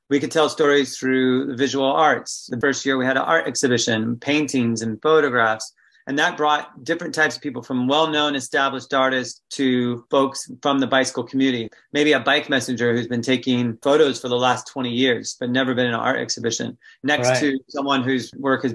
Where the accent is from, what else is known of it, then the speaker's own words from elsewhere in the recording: California, United States; moved away; I'm from California originally